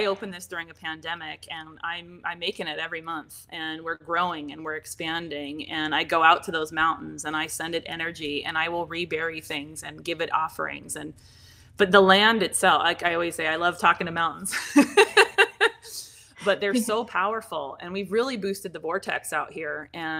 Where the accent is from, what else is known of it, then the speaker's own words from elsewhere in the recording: Pacific Northwest, United States; I didn't hear about it growing up because I didn't grow up out here. I grew up in the Pacific Northwest